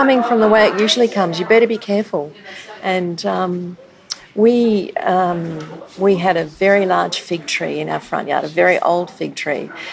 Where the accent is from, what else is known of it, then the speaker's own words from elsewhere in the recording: Brisbane, Queensland, Australia; moved away as an adult; also born or lived in Canberra; when we moved back here, like, I was born in Brisbane